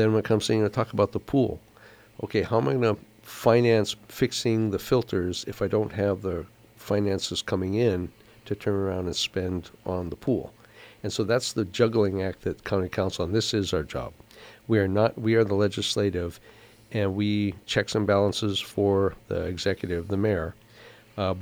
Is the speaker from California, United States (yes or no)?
no; Big Island, Hawaii, United States; it's my hometown